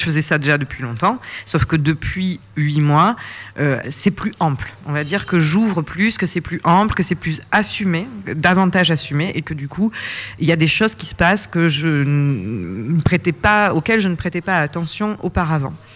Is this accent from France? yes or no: yes; Provence-Alpes-Côte d'Azur, France; je suis originaire de Provence, c'est mon pays